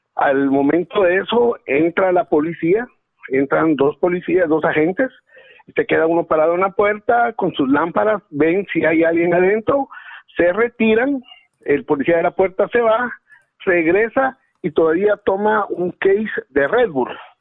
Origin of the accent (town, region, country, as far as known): Guatemala; born or raised there; now in Los Angeles, United States